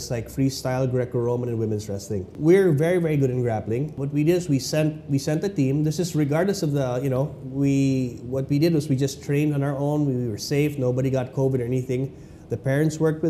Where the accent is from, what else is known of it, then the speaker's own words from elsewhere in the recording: Philippines; As a Filipino athlete